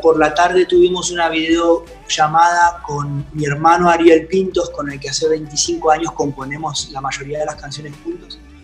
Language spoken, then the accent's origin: Spanish; Argentina; mi gira de verano de festivales en mi país